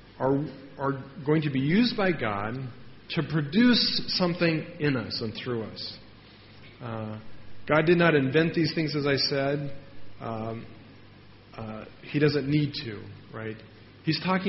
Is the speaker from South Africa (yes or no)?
no; United States; I'm from America